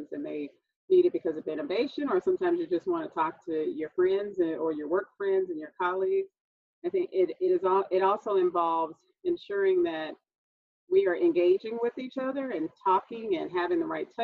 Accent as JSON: {"language": "English", "region": "Texas", "country": "United States", "tie": "born or raised there", "said": "I'm a native Texan, also known as a Southerner"}